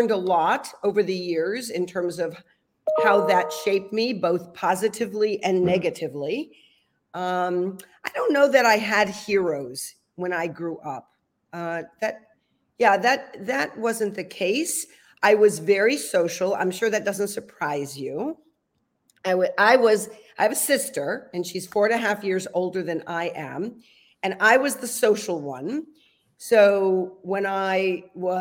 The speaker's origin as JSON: {"language": "English", "town": "Providence", "region": "Rhode Island", "country": "United States", "tie": "born or raised there", "also_born_or_lived": "California", "moved": "yes", "said": "I was born in Providence, Rhode Island. And Rhode Island is the smallest state in the union. So it's, you know, very different than being raised in a large city in California. It was a great place to grow up"}